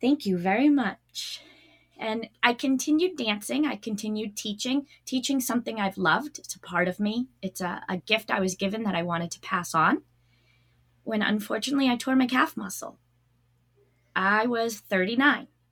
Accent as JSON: {"language": "English", "region": "Massachusetts", "country": "United States", "also_born_or_lived": "New Hampshire", "said": "I'm from Massachusetts"}